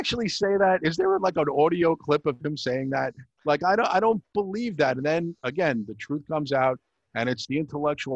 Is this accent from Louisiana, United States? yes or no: no; New York City, New York, United States; from Sheepside Bay